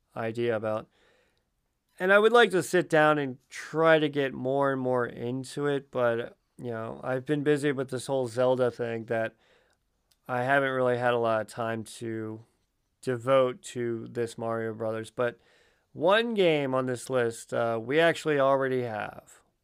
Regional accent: Baltimore, Maryland, United States; I am from Baltimore

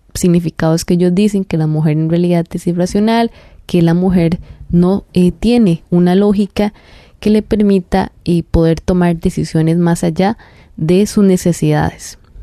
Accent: Costa Rica; nosotros como costarricenses

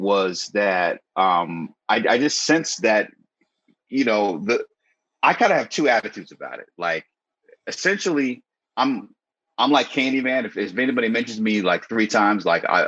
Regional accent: Connecticut, United States; also born or lived in New York City; I grew up in Connecticut, but at the same time with my family in New York City

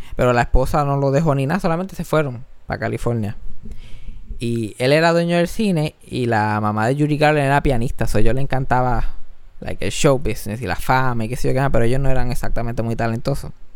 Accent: Mayagüez, Puerto Rico; now in San Juan, Puerto Rico; como yo me crié en Mayagüe, me crié en el campo

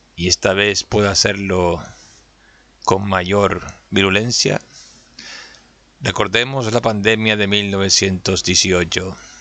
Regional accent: Canary Islands, Spain; soy de Canarias

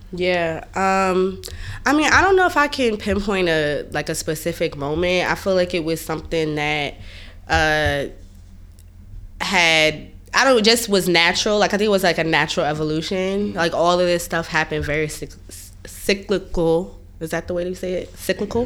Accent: Hampton, Virginia, United States; moved away as an adult; now in New York, United States; I'm from Virginia. I'm from Hampton, Virginia

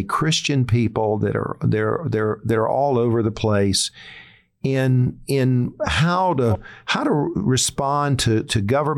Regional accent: South Carolina, United States; I'm from South Carolina

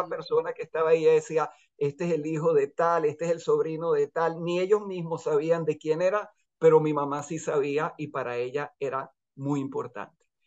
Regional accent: Venezuela; moved away as an adult; also born or lived in Chile; now in Israel; estuvimos contentos de haber crecido en Venezuela y no en Chile

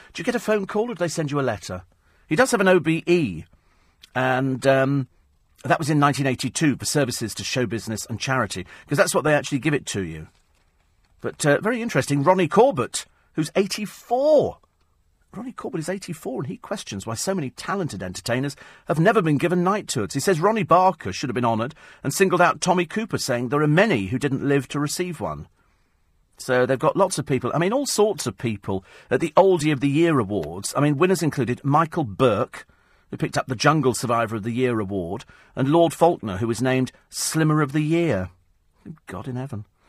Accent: United Kingdom; we're British

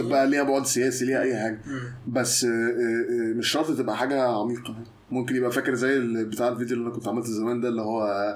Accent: Mansoura, Dakahlia, Egypt; انا مولود في المنصوره

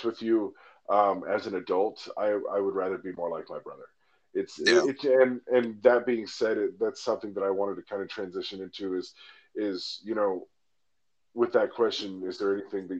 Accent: Alaska, United States; moved away; my hometown in Alaska

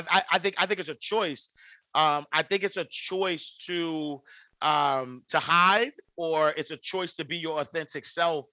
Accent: New York City, New York, United States; I'm from the St. Nicholas housing projects in New York City.

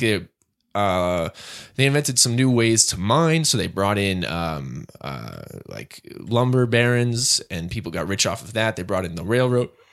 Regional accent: Hampstead, New Hampshire, United States; now in New York, United States; a person who I grew up with in Hampstead, New Hampshire

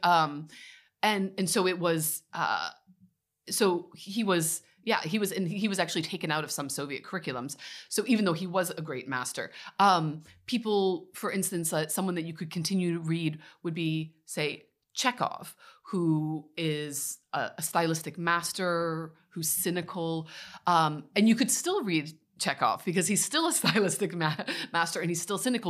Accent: Midwest, United States; moved away as an adult; now in Belgium; I'm from the Midwest, was raised in a American, uh, white American evangelical family.

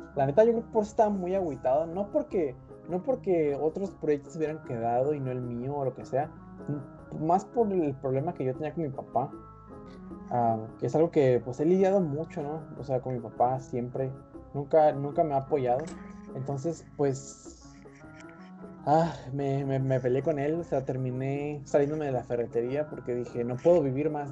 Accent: northern Mexico, Mexico; no siempre tengo ganas de ser norteño

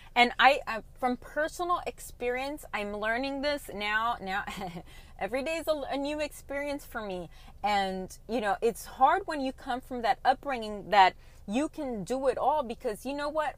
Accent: Colombia; I am from Colombia

